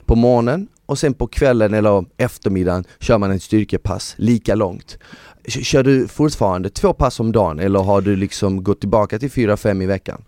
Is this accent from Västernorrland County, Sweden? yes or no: no; Malmö, Skåne, Sweden; jag växte upp i Malmö